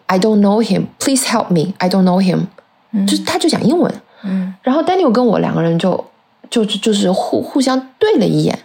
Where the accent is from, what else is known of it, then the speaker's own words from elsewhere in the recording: China; 而我们中国人是劝和不劝分的